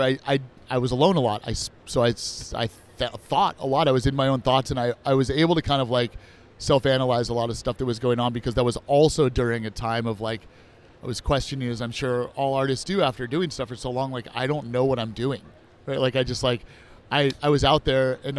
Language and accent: English; Bay Area, California, United States; moved away as an adult; now in Orlando, United States; I grew up in the Bay Area